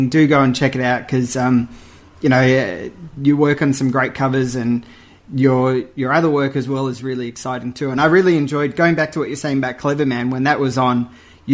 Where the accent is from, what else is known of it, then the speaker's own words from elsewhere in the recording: Australia; as an Australian